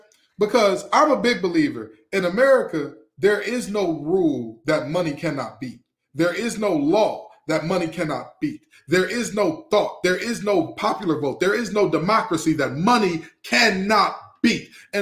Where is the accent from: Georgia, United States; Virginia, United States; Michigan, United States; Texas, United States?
Michigan, United States; moved away; also born or lived in North Carolina; I grew up in Michigan